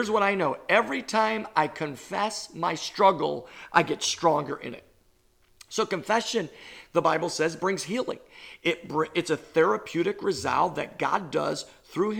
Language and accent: English; New York, United States; I'm a New Yorker